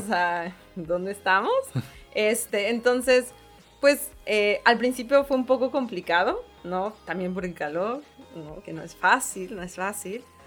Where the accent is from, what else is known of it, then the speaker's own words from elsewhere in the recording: Mexico City, Mexico; accent: chilanga; moved away as an adult; now in Monterrey, Mexico; Y yo, de Ciudad de México